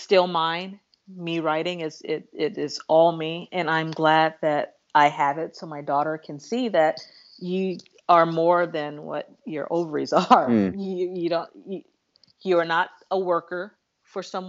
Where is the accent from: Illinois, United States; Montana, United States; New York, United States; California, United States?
California, United States; Los Angeles; growing up in Los Angeles, I remember having to rush through Beverly Hills in the 80s